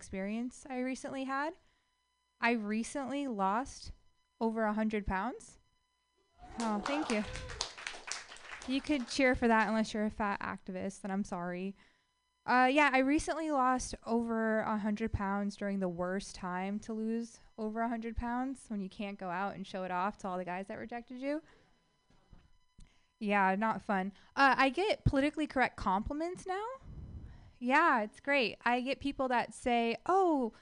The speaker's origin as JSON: {"language": "English", "town": "Livermore", "region": "California", "country": "United States", "tie": "born or raised there", "said": "I grew up in Livermore, best described as the last Bay Area city"}